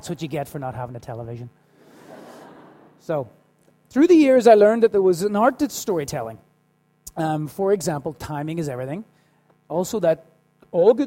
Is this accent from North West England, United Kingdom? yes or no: no; Belfast, Northern Ireland, United Kingdom; I was born in the 1970s to my mum and dad, and I grew up in Belfast.